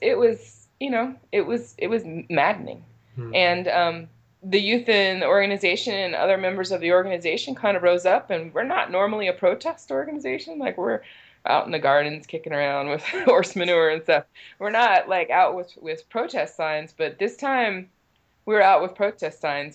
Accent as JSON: {"language": "English", "town": "Richmond", "region": "California", "country": "United States", "tie": "born or raised there", "said": "I grew up here in Richmond. I'm third generation Richmond resident."}